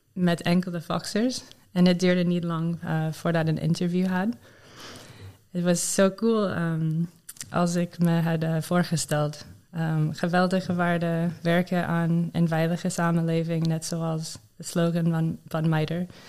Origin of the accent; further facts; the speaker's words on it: Maryland, United States; Dutch is a second language; moved away as an adult; now in Netherlands; Ik ben opgegroeid in Maryland, in Amerika, waar veel mensen voor de overheid werken.